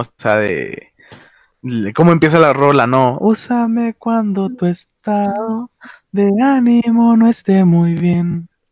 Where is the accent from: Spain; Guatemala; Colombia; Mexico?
Mexico; northern Mexico; somos norteños